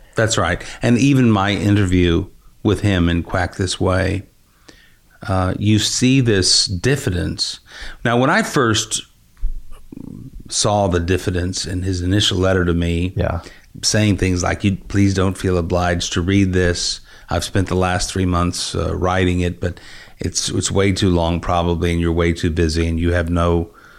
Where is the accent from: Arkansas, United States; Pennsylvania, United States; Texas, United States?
Texas, United States; West; I grew up in West Texas and I grew up in an area in which there's a very strong regional dialect.